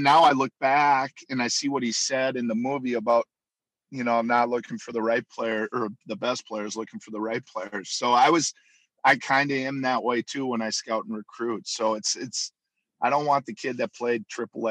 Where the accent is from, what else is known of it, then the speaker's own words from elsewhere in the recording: Minnetonka, Minnesota, United States; born and raised in Minnetonka, Minnesota